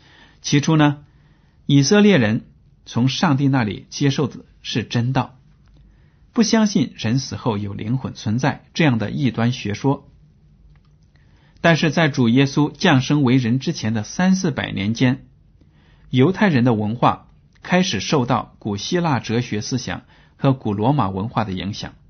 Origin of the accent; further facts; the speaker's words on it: China; 我们很多中国人也抱有这样的思想